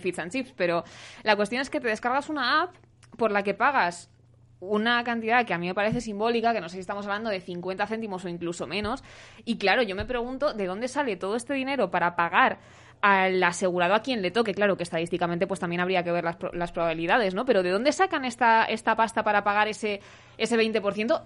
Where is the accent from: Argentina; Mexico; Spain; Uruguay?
Spain; Segovia, Castile and León; now in Madrid, Spain; no soy de Usera, soy de Segovia